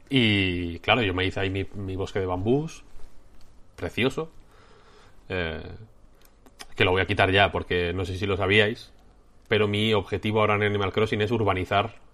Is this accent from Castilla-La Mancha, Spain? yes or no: no; León, Castile and León, Spain; now in Madrid, Spain; yo soy de León, ¿eh?